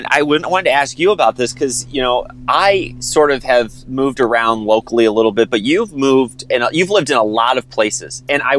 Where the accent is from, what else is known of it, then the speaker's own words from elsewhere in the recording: Defiance, Missouri, United States; now in Wentzville, United States; I grew up in Defiance, the city, not the state of, but I grew up in Defiance near Augusta, and I didn't really go down to Augusta that much. I thought I was pretty far south in Defiance